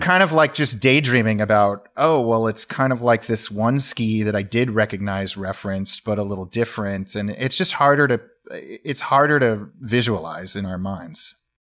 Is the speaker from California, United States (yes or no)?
yes; Sacramento, California, United States; moved away as an adult; now in Pacific Northwest, United States; I was born in Sacramento, California